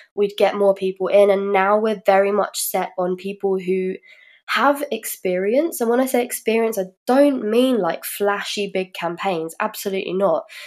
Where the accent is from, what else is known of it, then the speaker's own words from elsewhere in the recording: London, United Kingdom; moved away as an adult; now in Germany; I'm from the UK and I'm from London. I moved here about five years ago.